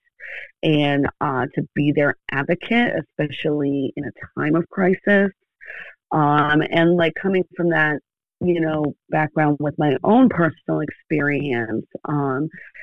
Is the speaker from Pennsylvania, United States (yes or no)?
yes; Wilkes-Barre, Pennsylvania, United States; also born or lived in Pittsburgh, Pennsylvania; I am originally from Pennsylvania, so I am still in the state of my birth and upbringing. I'm originally from Wilkes-Barre, Pennsylvania.